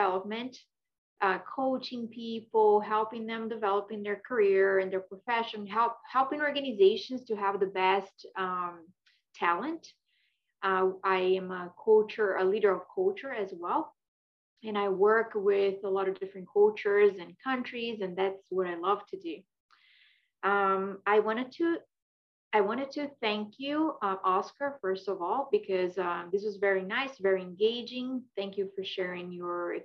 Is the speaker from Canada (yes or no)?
no; Brazil; English is a second language; moved away as an adult; now in Philadelphia, United States; I am originally from Brazil